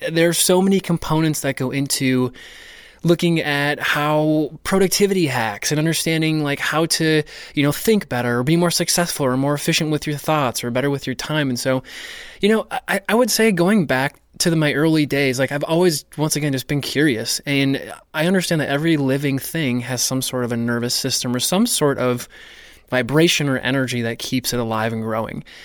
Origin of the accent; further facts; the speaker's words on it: North Dakota, United States; I grew up in North Dakota